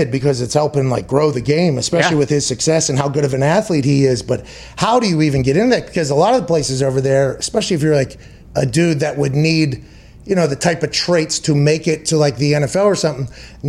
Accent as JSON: {"language": "English", "country": "United States", "said": "But I'm allowed to talk shit. I'm an American."}